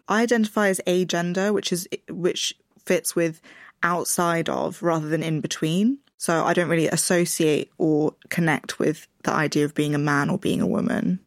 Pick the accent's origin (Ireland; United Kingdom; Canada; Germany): United Kingdom; London; I grew up in Richmond, which is a, a very white place in London